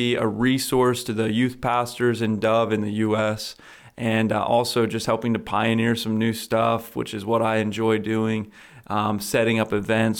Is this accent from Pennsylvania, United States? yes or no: yes; Lancaster County, Pennsylvania, United States; I grew up in Lancaster County, Pennsylvania. I'm 27 years old